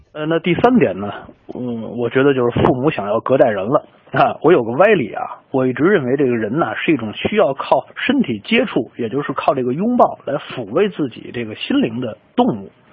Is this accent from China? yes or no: yes; China; 我们中国人骨子里其实都是急性的